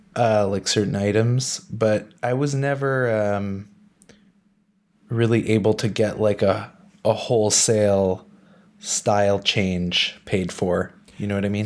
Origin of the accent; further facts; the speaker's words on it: Ottawa, Ontario, Canada; moved away as an adult; also born or lived in Montreal; now in Berlin, Germany; I was born in Montreal and moved to Ottawa when I was 6.